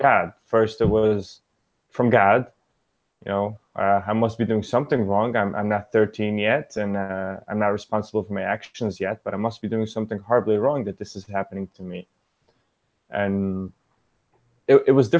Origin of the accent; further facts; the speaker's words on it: New York City, New York, United States; English is a second language; I grew up in Brooklyn, New York.